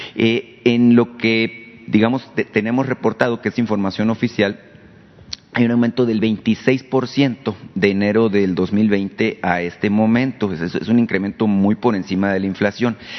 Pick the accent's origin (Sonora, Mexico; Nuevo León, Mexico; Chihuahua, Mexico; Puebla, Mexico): Sonora, Mexico; yo vengo de Sonora